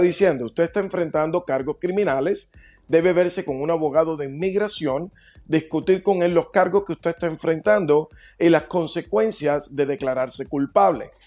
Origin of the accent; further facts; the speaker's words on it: Dominican Republic; now in United States; Yo soy dominicano, vine con visa